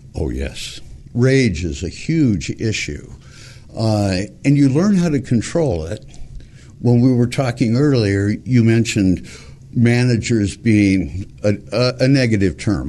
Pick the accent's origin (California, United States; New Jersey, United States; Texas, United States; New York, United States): California, United States; Montebello; I grew up in Montebello, California, went to a Catholic school for eight years